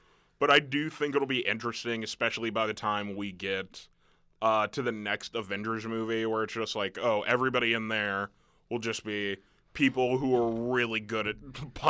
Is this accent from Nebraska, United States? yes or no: yes; Nebraska, United States; I'm a guy from the Midwest